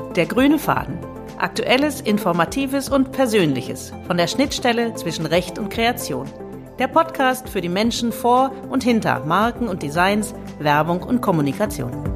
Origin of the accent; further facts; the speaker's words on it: Lower Saxony, Germany; Wir sind nämlich beide gebürtige Niedersachsen.